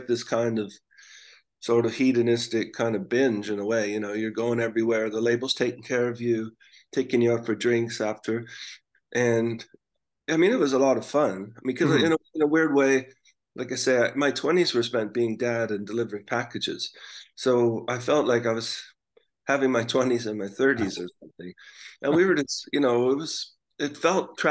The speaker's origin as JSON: {"language": "English", "country": "Canada", "said": "we're from Canada"}